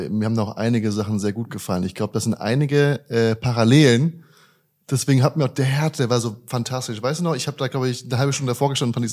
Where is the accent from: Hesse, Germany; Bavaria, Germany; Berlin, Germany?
Hesse, Germany; Darmstadt; Äh, in Deutschland. Ich bin, äh, ich bin aus der Region Frankfurt